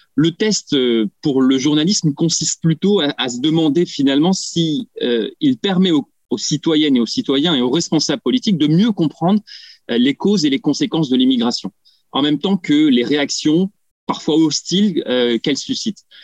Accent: France; chez nous en France

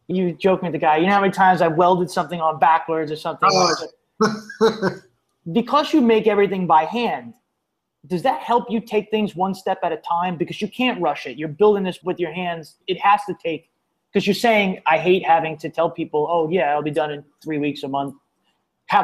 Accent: New York City, New York, United States; moved away as an adult; I'm from New York City. I left New York

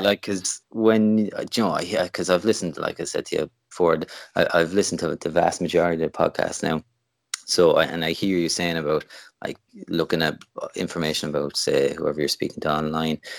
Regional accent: Limerick, Munster, Ireland; also born or lived in Canada; I'm from Limerick in, in Ireland, which is kind of o, over kind of West Coast side.

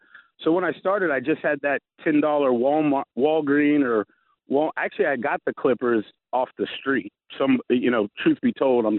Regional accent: the South, United States; I'm from the South, so I've always had a pretty good work ethic.

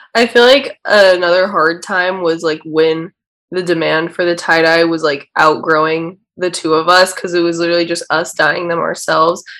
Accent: Orange County, California, United States; moved away as an adult; now in Los Angeles, United States; We're both from Orange County, so we live close to each other

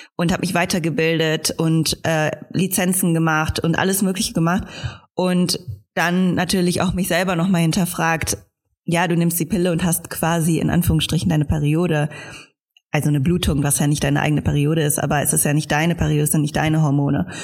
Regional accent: Germany; als Deutsche

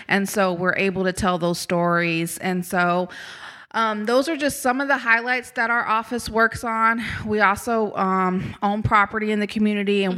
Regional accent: Topeka, Kansas, United States; moved away as an adult; now in Jackson, United States; I'm originally from Topeka, Kansas, born and raised

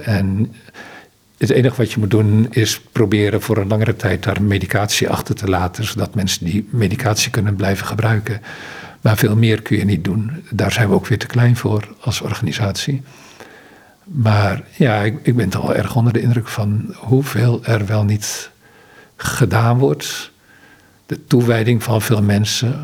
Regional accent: Netherlands; moved away as an adult; also born or lived in Ghana; als Nederlander

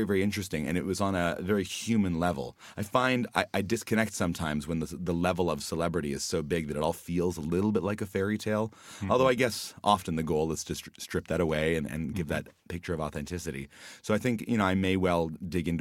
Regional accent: Hamilton, Ontario, Canada; my hometown, and which is Hamilton, Ontario

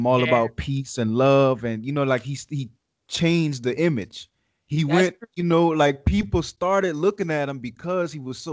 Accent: Louisiana, United States; accent: Southern; now in Las Vegas, United States; not living in Louisiana, I can attest to that. You know what I mean? I'm in Nevada now, in Vegas, and it's like, I feel like people look at my accent and they know that I'm like from the South

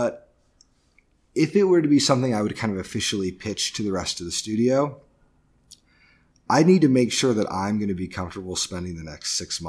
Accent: Indiana, United States; I grew up in the Midwest, in Northern Indiana, where there's just a really big community for gaming.

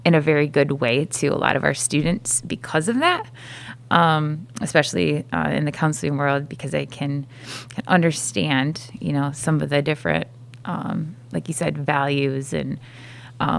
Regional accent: Fruitport, Michigan, United States; landed here back at Fruitport, which is my hometown

